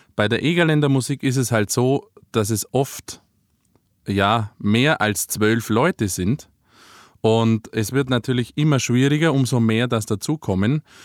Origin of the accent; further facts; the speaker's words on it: Ries, Bavaria, Germany; aus meiner Heimat mit eingebaut, aus Maries, Ries